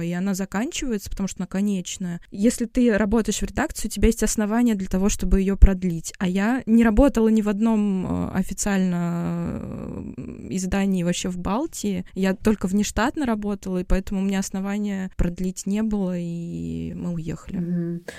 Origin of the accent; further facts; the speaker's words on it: Moscow, Russia; moved away as an adult; also born or lived in Tashkent, Uzbekistan / Latvia; now in Berlin, Germany; Мы родились в Москве, мы всю жизнь жили в Москве.